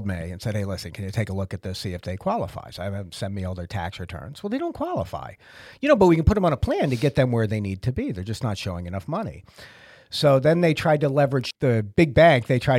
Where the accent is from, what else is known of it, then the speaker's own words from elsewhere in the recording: Massachusetts, United States; So I grew up in Massachusetts.